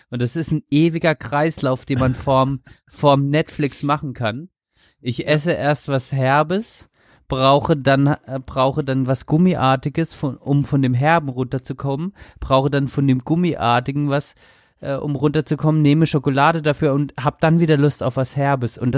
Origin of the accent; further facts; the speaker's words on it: Baden-Württemberg, Germany; Und ich bin, ich komme aus Baden-Württemberg, gell?